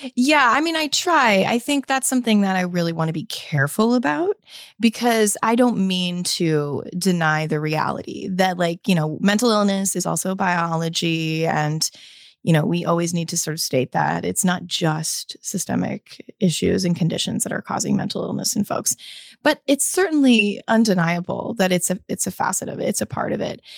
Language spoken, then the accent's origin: English; United States; my experience as an American